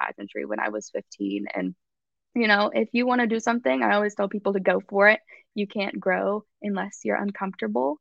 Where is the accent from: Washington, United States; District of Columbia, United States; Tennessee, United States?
Tennessee, United States; Nashville; I grew up in, I'm from Nashville, but actually a smaller town outside of Nashville, like 20 minutes from downtown